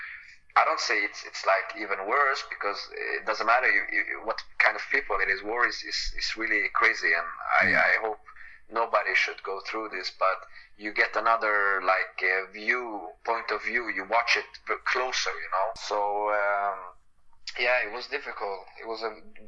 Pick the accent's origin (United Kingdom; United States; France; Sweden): Sweden; also being Swedish, growing up in Sweden, learn a lot from Swedish people, and also have my own culture.